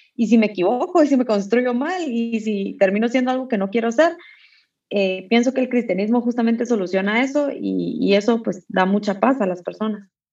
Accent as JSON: {"language": "Spanish", "country": "Guatemala"}